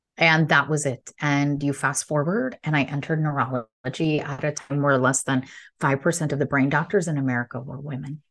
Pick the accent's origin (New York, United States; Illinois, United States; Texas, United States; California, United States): Illinois, United States; English is a second language; I was born to immigrant parents, so proud in a small town in Illinois, and English is my third language